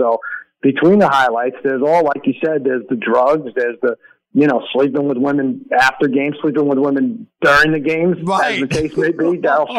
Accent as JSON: {"language": "English", "region": "New York", "country": "United States", "tie": "born or raised there", "said": "I grew up in New York."}